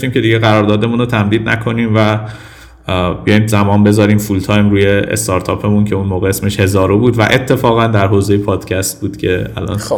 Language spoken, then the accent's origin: Persian; Tehran, Tehran Province, Iran; born there; ولی به هر حال من اینو نفی نمی کنم که تو تهران به دنیا آمدم